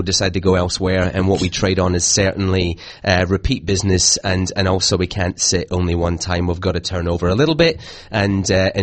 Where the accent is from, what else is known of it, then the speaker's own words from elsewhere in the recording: Glasgow, Scotland, United Kingdom; moved away as an adult; now in Melbourne, Australia; I'm from Glasgow.